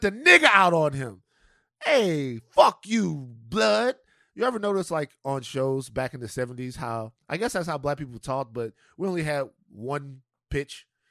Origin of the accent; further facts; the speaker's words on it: Louisiana, United States; moved away; I come from Louisiana where people get sick.